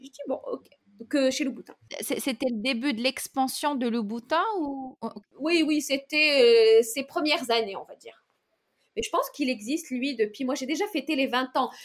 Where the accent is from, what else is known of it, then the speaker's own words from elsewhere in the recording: Meknes, Fès-Meknès, Morocco; moved away as an adult; now in France; j'ai grandi au Maroc